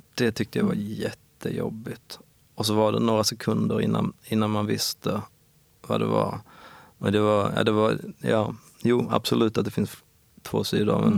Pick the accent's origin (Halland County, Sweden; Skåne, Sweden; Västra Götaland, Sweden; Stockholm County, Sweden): Skåne, Sweden; Ängelholm; accent: Skåne dialect; also born or lived in Perstorp / Lund; Jag kommer från Skåne såklart. Men eh, nordvästra Skåne, någonting som heter Skälderviken, ligger utanför Ängelholm vid havet.